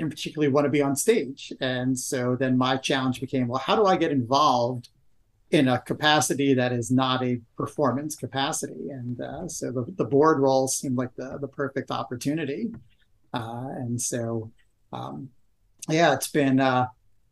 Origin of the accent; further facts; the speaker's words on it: New Jersey, United States; moved away; I am originally from New Jersey, just outside of New York City